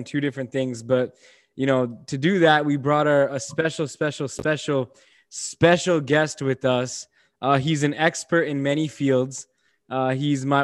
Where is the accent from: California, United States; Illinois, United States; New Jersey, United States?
Illinois, United States; Bourbonnais; I'm from Bourbonnais